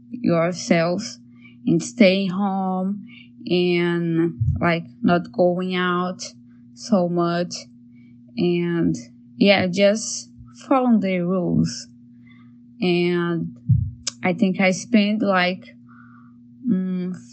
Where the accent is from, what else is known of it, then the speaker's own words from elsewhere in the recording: Brazil; English is a second language; moved away as an adult; now in Toronto, Canada; Uh, I'm an artist. I'm from Brazil, but in the beginning of the quarantine, I was in Canada, Toronto